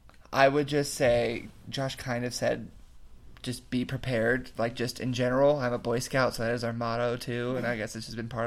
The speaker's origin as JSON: {"language": "English", "country": "United States", "said": "I'm the American, so I'm not the foreigner."}